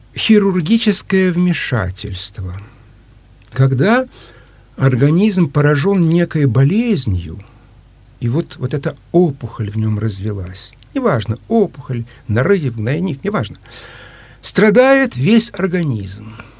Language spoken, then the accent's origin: Russian; Ukraine; now in Saint Petersburg, Russia; Я по происхождению э, русский, но родился и вырос э, на Украине